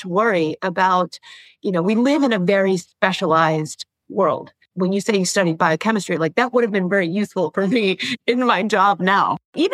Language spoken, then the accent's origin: English; Florida, United States; also born or lived in New York City, United States; I was born in New York and I lived in New York City till I was about five before we moved to Florida